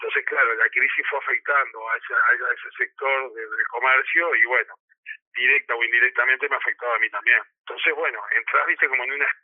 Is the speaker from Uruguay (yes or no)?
yes; Uruguay; moved away as an adult; nací acá, eh, soy un uruguayo más.